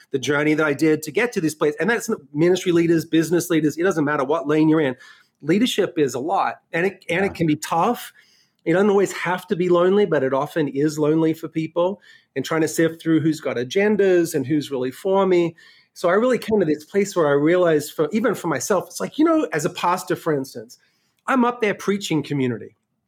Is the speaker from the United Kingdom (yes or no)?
no; Sydney, New South Wales, Australia; now in New York City, United States; my accent is a little messed up because I was born and raised in Australia and then spent the last 12 years in New York City. So, you know, lived in Sydney.